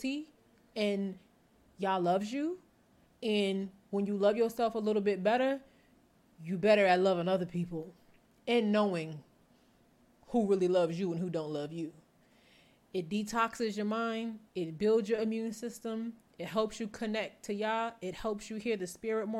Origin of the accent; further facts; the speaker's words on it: New Jersey, United States; I'm from North Jersey